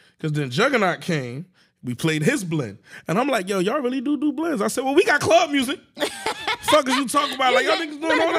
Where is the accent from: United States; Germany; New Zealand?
United States; Jersey City, New Jersey; I'm from Norkey, from Jersey City.